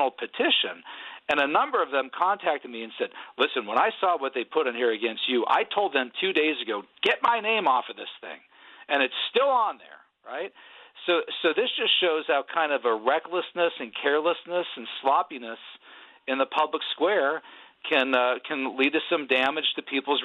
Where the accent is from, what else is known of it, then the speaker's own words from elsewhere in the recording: Pennsylvania, United States; I'm from Pennsylvania. I'm a Union guy